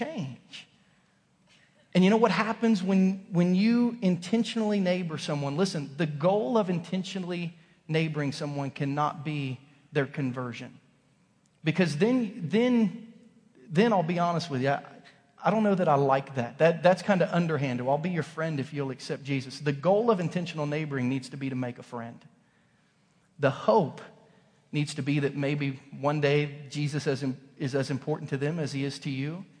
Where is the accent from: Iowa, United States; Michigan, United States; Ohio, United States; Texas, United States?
Ohio, United States; Southern; also born or lived in Kansas; now in Missouri, United States; growing up in Southern Ohio